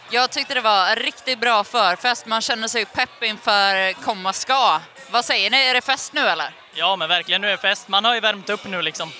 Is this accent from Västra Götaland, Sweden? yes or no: yes; Gothenburg, Västra Götaland, Sweden; Jag kommer från Göteborg